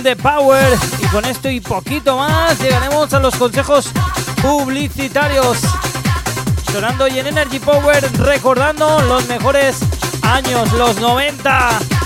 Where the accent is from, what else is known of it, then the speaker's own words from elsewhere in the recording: Valencia, Valencian Community, Spain; Hoy estoy muy de Valencia, de mi tierra